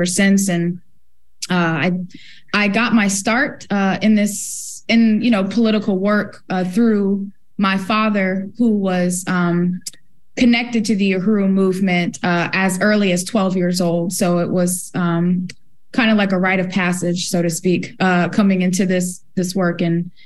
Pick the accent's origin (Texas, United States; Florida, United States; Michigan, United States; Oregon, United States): Florida, United States; St. Petersburg; I was born and raised in St. Petersburg, Florida, right here in the U.S.